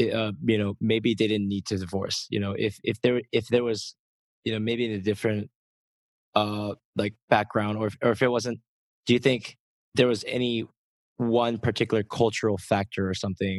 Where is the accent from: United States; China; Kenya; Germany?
United States; born or raised there; now in Seoul, South Korea